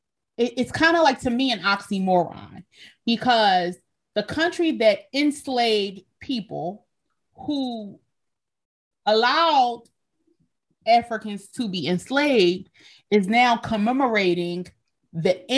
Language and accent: English; Pennsylvania, United States; we were born and raised in Pennsylvania